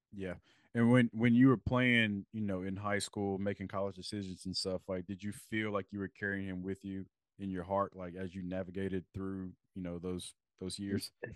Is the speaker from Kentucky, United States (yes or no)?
yes; Lexington, Kentucky, United States; when we were growing up in Lexington